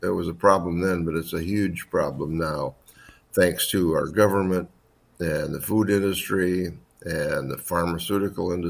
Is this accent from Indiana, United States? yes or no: yes; Indiana, United States; moved away as an adult; also born or lived in Wisconsin; I'm from Indiana originally, born and raised there